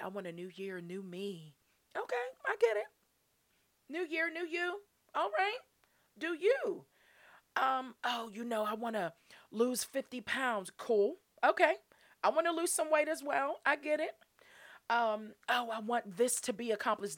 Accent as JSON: {"language": "English", "town": "Pittsburgh", "region": "Pennsylvania", "country": "United States", "said": "I'm from Pittsburgh."}